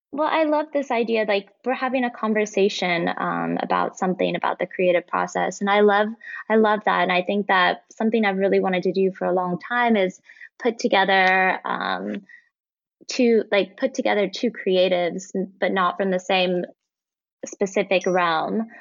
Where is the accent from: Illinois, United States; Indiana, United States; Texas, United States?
Indiana, United States; Born and raised in Indiana, but my dad is from Iran and my mom is Dutch.